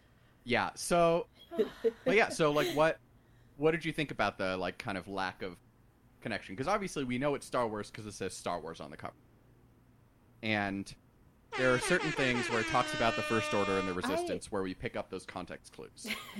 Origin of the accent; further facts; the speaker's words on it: Los Angeles, California, United States; I grew up in Los Angeles and have been to Disneyland when I was a kid